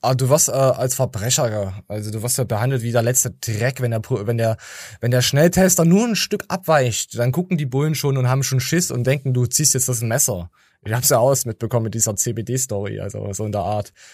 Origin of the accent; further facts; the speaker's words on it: the East, eastern Germany, Germany; ich komme aus dem Osten